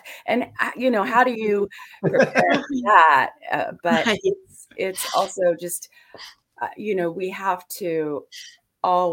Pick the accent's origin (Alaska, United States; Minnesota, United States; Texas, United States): Alaska, United States; I was born and raised up in Alaska